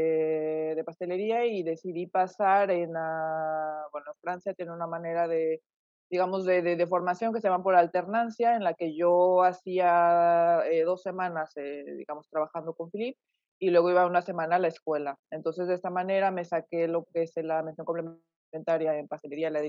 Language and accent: Spanish; Mexico; moved away as an adult; yo soy originaria de México, eh, mexicana, bueno, de nacimiento, eh, y vivido prácticamente ahí. Bueno, ahora ya no sé, ya tengo casi, digamos, casi casi mitad y mitad también de vida, de vida afuera.